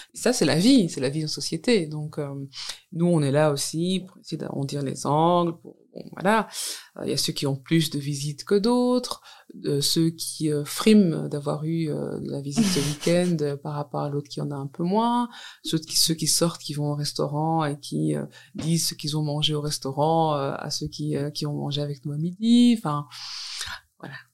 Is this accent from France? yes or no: no; Walloon Brabant, Wallonia, Belgium; also born or lived in Brussels; je suis née dans le Brabant wallon et je travaille maintenant à Bruxelles